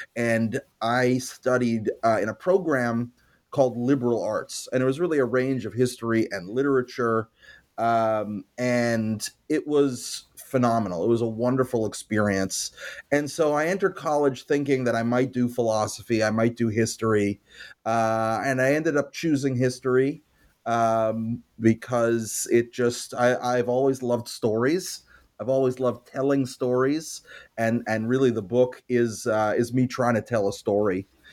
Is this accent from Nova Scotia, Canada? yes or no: no; Montreal, Quebec, Canada; I grew up in Montreal